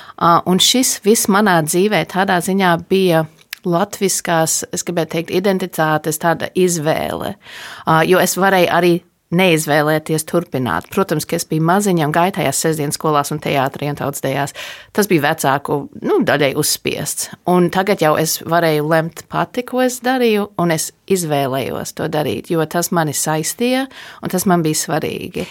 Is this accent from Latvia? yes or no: no; United States; Es esmu dzimusi un augusi ASV